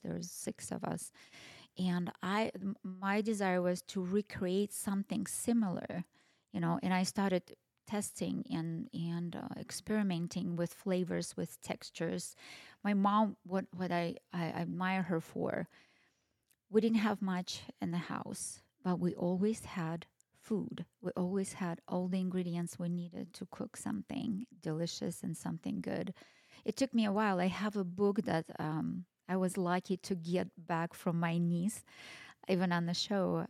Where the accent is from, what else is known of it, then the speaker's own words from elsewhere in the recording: Kazakhstan; now in Boise, United States; I am Russian but I was ra- was born and raised in Kazakhstan.